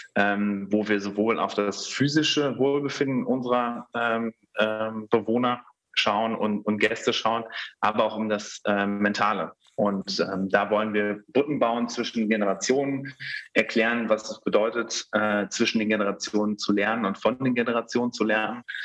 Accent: Germany; also born or lived in Netherlands / Bonn; ich bin äh, als Sohn einer Deutschen äh, einer, eines Niederländers in Deutschland aufgewachsen

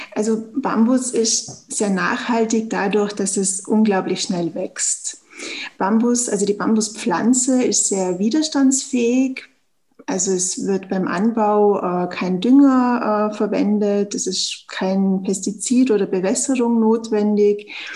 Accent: Tyrol, Austria; wie man es ja hört, eben ich komme aus Österreich, aus Tirol

